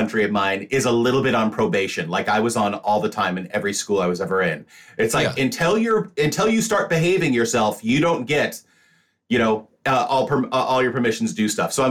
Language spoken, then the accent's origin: English; Washington, United States; I grew up in Washington State.